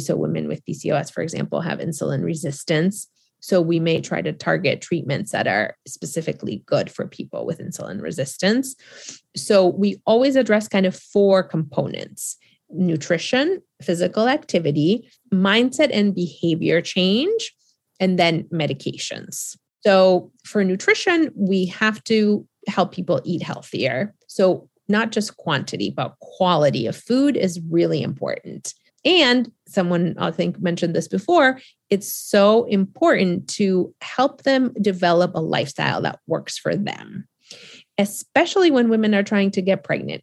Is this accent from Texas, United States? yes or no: no; Boston, Massachusetts, United States; also born or lived in Argentina; I am from Boston. After Argentina, I moved to Boston